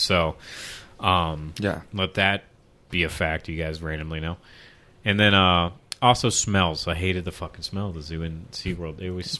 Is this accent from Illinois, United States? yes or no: no; Philadelphia, Pennsylvania, United States; I'm from Philly